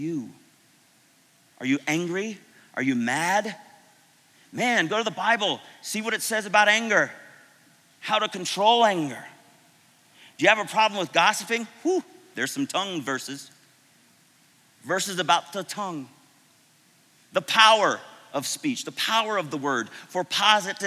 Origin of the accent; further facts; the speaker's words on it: Florida, United States; moved away; I was from Florida